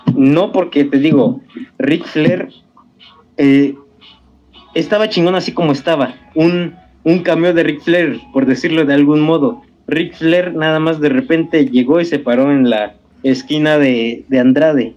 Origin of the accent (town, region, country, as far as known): Mexico